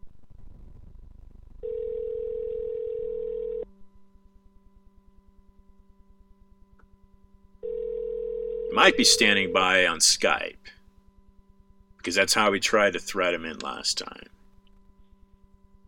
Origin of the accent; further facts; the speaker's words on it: United States; I'm an American.